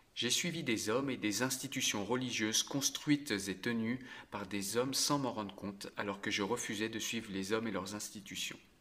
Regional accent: France; Je suis français depuis toujours et je suis fier depuis toujours de l'être.

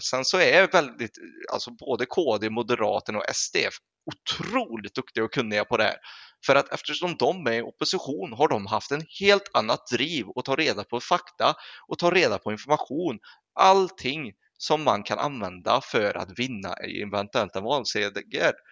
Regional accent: Sweden; vi svenskar

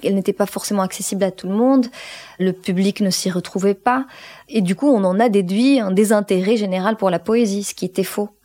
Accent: Morocco; je suis née au Maroc et j'ai grandi au Maroc

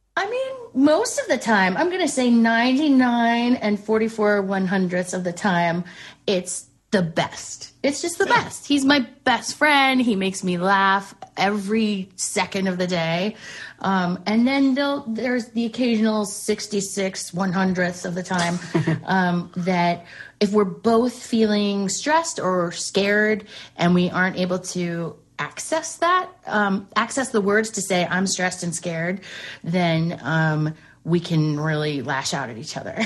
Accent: Westchester, New York, United States; moved away; also born or lived in Charlotte, North Carolina; I grew up in Westchester

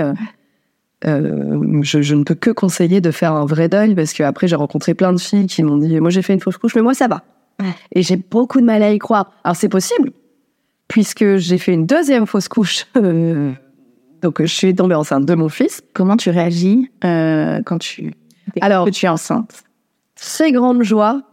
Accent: Dunkirk, Hauts-de-France, France; je suis née à Dunkerque

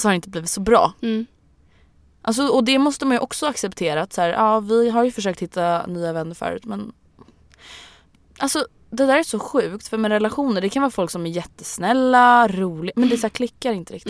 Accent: Stockholm, Stockholm County, Sweden; det är söder om söder, så att där jag är uppvuxen

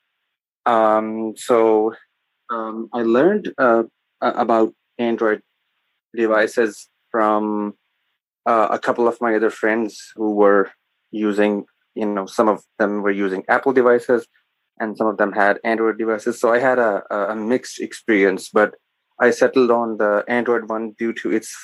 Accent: Sialkot, Punjab, Pakistan; I am from Pakistan

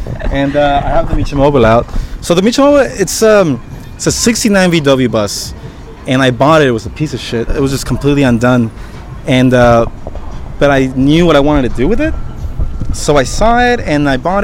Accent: Oaxaca, Mexico; moved away; I'm from Oaxaca. I was born in Oaxaca

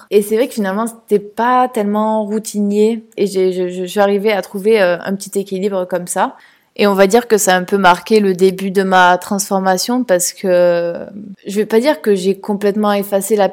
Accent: France; now in Italy; pour pouvoir vivre une vie euh, normale et pas en tant que française en Italie, voilà, mais plutôt que en tant que … qui parle italien

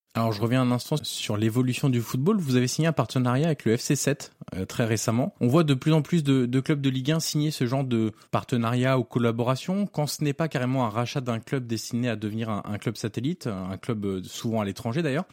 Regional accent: Auxerre, Bourgogne-Franche-Comté, France; je suis originaire d'Auxerre.

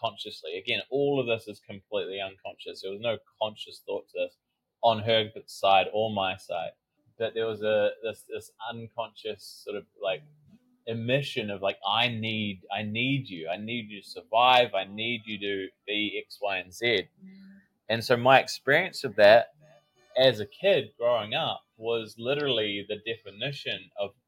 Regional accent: New Zealand; I grew up in New Zealand

